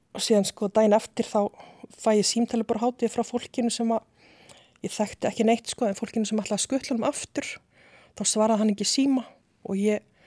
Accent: Reykjavík, Capital Region, Iceland; also born or lived in Seyðisfjörður; ég er fætt í Reykjavík og bý í Breiðholti í Hólakverfi þangu til að ég er nýjára

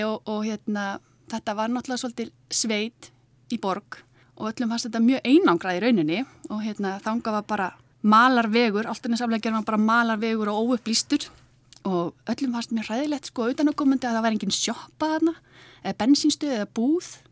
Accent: Álftanes, Capital Region, Iceland; ég er alltnisingur. E, fluttið þangað fjör ára

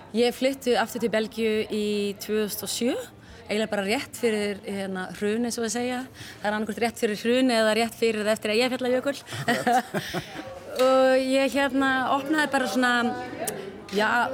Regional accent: Iceland; við erum Íslandingar

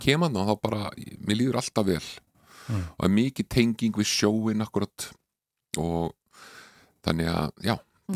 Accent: Reykjavík, Capital Region, Iceland; also born or lived in Connecticut, United States; ólst ég upp í breyðhaldi.

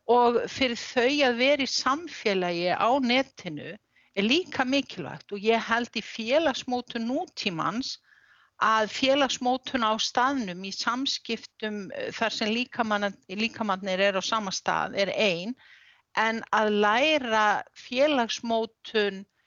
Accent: Reykjavík, Capital Region, Iceland; now in Ólafsfjörður, Iceland; ég er úr Reykjavík

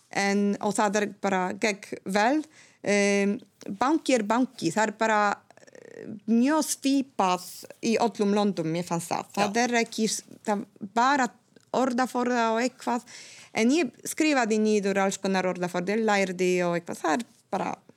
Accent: Gdańsk, Pomeranian Voivodeship, Poland; first language Polish; Icelandic is a second language; moved away as an adult; now in Iceland; ég er frá Gdańsk, Norðurpólands

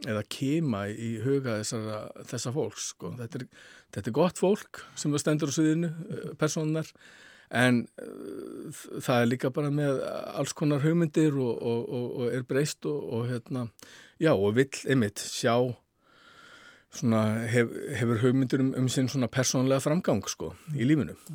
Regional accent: Iceland

